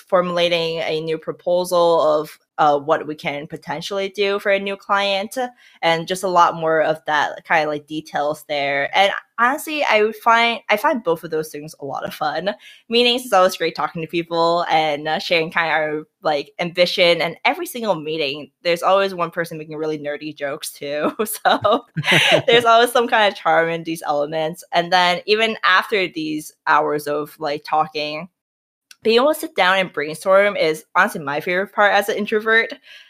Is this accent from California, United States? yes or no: no; New York, United States; now in Minnesota, United States; Like, I come from New York, so I'm just like, New York has everything in the city.